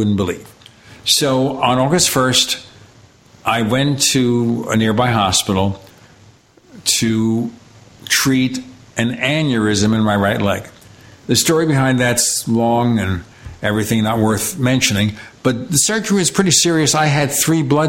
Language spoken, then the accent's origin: English; New York City, New York, United States; I grew up in Brooklyn